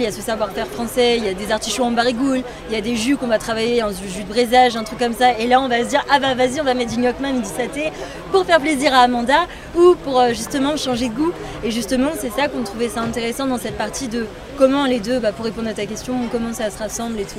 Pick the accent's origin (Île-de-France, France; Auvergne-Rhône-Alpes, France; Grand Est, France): Île-de-France, France; Paris; je suis née à Paris comme ma deuxième sœur